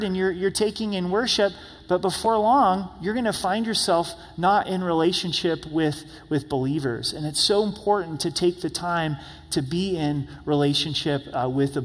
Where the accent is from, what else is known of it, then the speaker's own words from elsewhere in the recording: United States; us as American Christians, me included